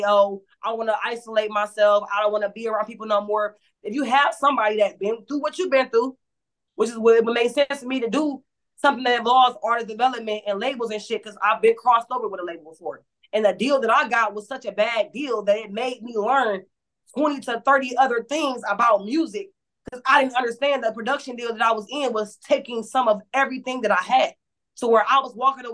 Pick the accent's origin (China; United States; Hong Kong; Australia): United States; Cleveland, Ohio; I stay in the city. I'm from Cleveland. It's tatted on me